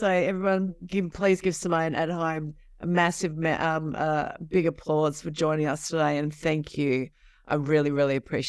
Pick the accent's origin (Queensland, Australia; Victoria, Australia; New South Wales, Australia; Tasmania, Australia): New South Wales, Australia; Sydney; We're Westie chicks. We come from the West, from the western suburbs of Sydney, where they breed them tough and they breed them strong.